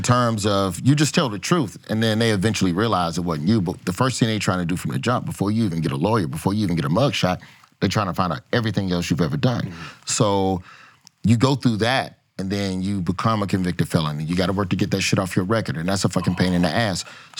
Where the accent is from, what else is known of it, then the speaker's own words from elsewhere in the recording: the South, United States; the burden of being from the South